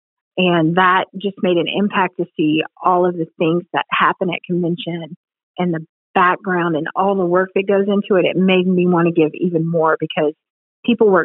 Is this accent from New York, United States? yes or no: no; Ohio, United States; moved away; I'm from Ohio. My parents are in Ohio